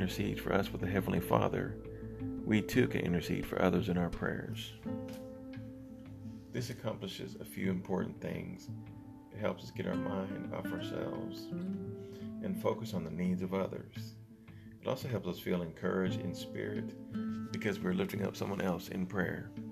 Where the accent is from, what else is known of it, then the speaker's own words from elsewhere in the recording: United States; born and raised in America